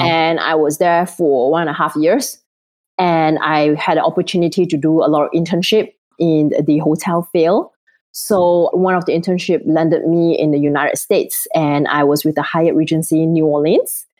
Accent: Singapore; moved away; I'm originally from Singapore

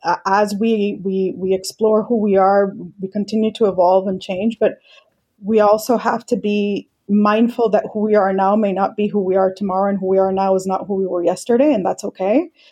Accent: Colombia; also born or lived in Mexico / Hong Kong; now in United States; Indian descent. I was born in Mexico, grew up in Colombia. I've lived in Hong Kong. Now I live in the US.

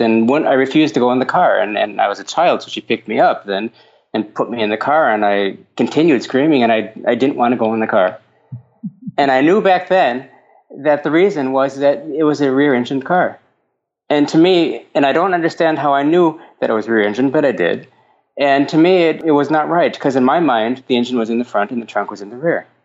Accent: Minnesota, United States; moved away as an adult; also born or lived in Finland; now in Denmark; I grew up in Minnesota

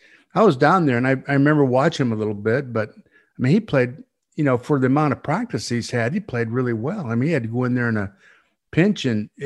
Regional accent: Sioux Falls, South Dakota, United States; I'm from Sioux Falls. That's where I was born

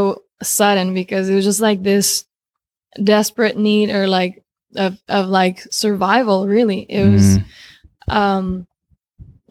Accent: Spain; moved away as an adult; also born or lived in Romania / Argentina; now in United States; I was born in Romania. I grew up in Spain since I was 3, 4. Just turned 4, and then I lived in Argentina for about a year or so, and then I moved to the U.S.

